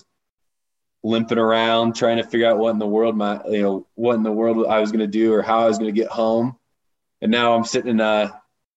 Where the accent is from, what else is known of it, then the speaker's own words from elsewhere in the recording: Warsaw, Indiana, United States; I grew up in Indiana in a small town. It's called Warsaw, Indiana. I actually grew up on a side of it called Winona Lake